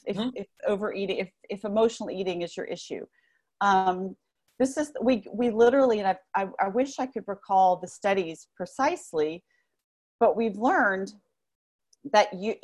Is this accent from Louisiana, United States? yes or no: yes; New Orleans, Louisiana, United States; I grew up, well, New Orleans it's in the South, but it's not Southern, but in the South, in the Bible Belt in particular